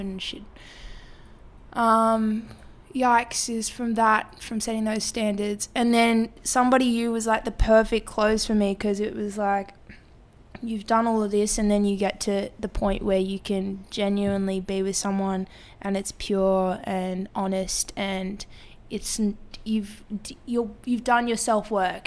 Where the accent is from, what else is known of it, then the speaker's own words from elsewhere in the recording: Sydney, New South Wales, Australia; also born or lived in Marrickville, Sydney; I was first like few years of my life was in Marrickville. And then we moved out to San Suzy when I was sometime in primary school.